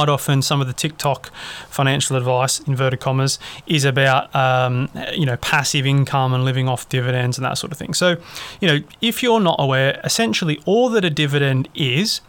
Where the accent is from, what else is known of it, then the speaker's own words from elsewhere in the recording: Australia; I'm obviously an Australian